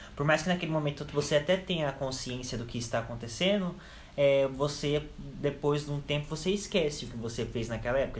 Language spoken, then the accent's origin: Portuguese; Campinas, São Paulo, Brazil; tenho 18 anos, sou de Campinas também